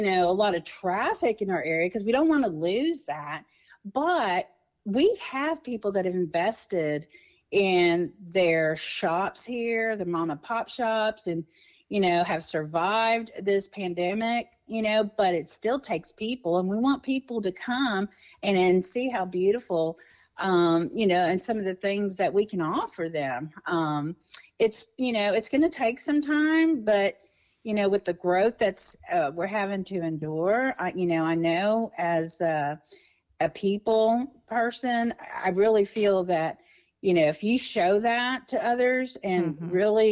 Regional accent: Texas, United States; moved away as an adult; now in Old Hickory, United States; I'm from Texas and I 20 something years ago, I landed here

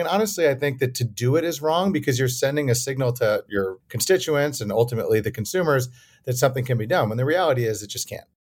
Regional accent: Madison, Wisconsin, United States; also born or lived in New York; I was born in New York, but grew up in Madison

